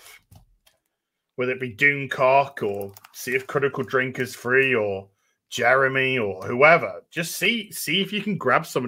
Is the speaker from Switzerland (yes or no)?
no; the north of England, United Kingdom; I'm a Northerner.